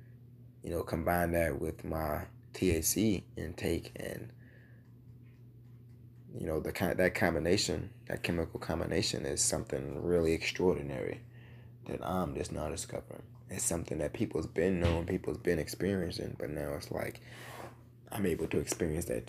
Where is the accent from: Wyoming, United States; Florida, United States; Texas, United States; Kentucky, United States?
Kentucky, United States; Louisville; my home state of Kentucky. Louisville, Kentucky to be exact.